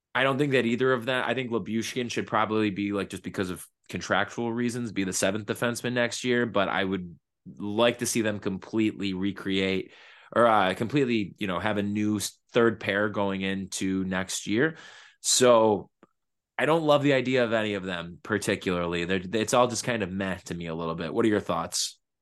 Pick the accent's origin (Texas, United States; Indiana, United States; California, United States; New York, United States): New York, United States; Buffalo; I'm also from South Buffalo